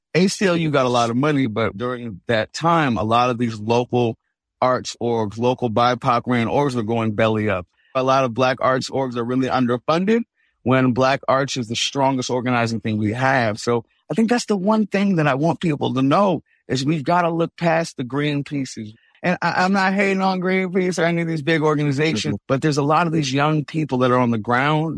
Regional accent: San Francisco, California, United States; I'm from Hunters Point, San Francisco specifically, so a lot of the hip hoppers I heard when I was growing up were talking about things like the Navy shipyard

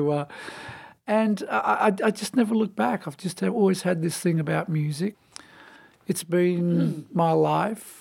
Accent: Melbourne, Victoria, Australia; moved away; I was born and raised in Melbourne, Australia, in the state of Victoria

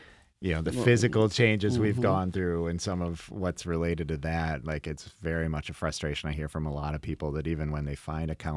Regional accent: Dansville, New York, United States; now in Brighton, United States; I grew up in Dansville. You know, we're a town of 5,000 total people, and I live in Brighton, an affluent suburb.

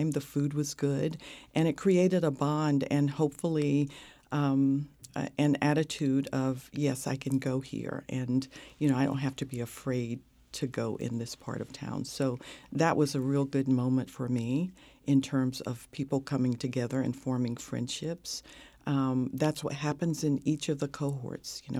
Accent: North Carolina, United States; growing up in North Carolina um, in the segregated South in the 50s.

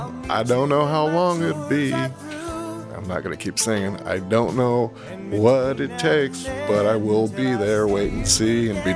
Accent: San Francisco, California, United States; I'm from San Francisco, California

